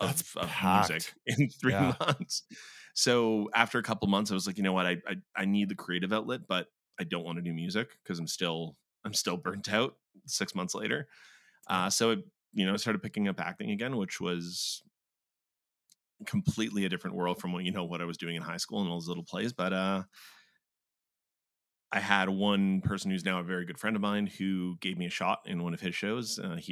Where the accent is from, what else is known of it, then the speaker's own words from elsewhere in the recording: Brampton, Ontario, Canada; also born or lived in Mexico; I was born in Mexico. We moved back and forth for the better chunk of the first half of my life. And then we eventually landed in Brampton, just because that's the easiest way to put it. So just kind of in the GTA.